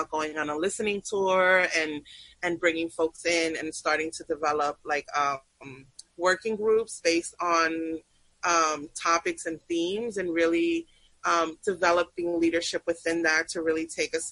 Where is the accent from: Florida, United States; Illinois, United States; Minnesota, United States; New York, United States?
New York, United States; New York City; also born or lived in Peru / Sunset Park; growing up in New York City in the 90s